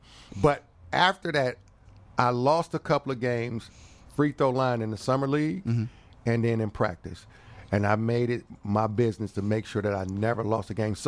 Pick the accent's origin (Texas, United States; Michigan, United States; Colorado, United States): Michigan, United States; Detroit; I'm from Detroit